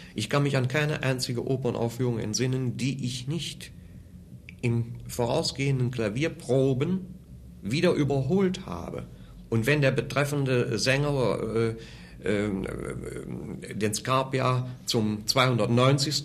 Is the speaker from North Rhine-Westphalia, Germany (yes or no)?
yes; Wuppertal, North Rhine-Westphalia, Germany; born or raised there; moved away as an adult; also born or lived in Cologne / Munich